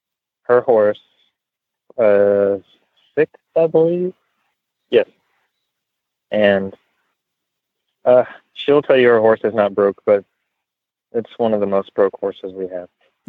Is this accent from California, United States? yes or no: no; Lexington, Kentucky, United States; now in Harrodsburg, United States; I'm originally from Lexington, and I moved here 3 years ago